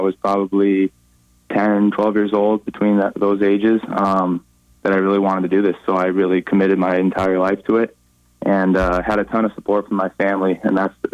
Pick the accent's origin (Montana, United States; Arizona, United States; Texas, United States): Montana, United States; Billings; I grew up playing in Billings, just playing A hockey there